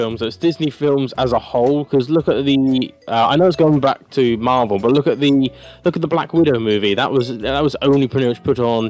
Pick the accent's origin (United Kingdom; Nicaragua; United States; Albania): United Kingdom